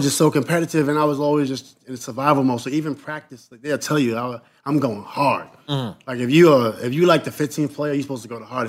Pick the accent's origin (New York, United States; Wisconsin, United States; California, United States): New York, United States; New York City; born or raised there